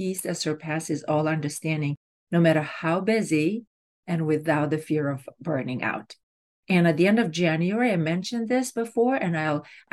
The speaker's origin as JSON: {"language": "English", "country": "Romania", "tie": "born or raised there", "moved": "yes", "said": "I grew up in Romania, and back then, grades were done orally"}